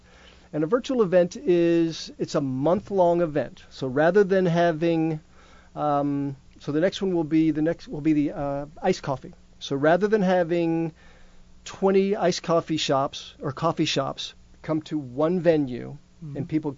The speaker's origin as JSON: {"language": "English", "region": "Georgia", "country": "United States", "said": "I come from Georgia."}